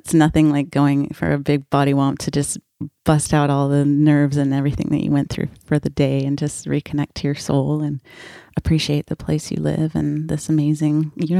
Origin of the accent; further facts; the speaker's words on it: North Shore of Oahu, Hawaii, United States; I was born and raised on the North Shore of Oahu. My mom's family is a fourth-generation Portuguese immigrants who came to Hawaii from the Azores Islands. My dad is a surfer from California